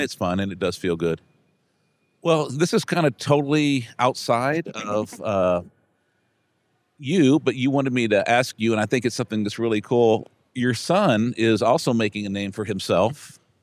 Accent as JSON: {"language": "English", "town": "Brownsville", "region": "Texas", "country": "United States", "said": "I'm from Brownsville"}